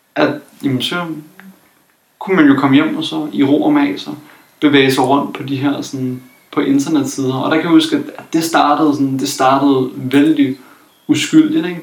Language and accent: Danish; Copenhagen, Capital Region of Denmark, Denmark; jeg kommer fra København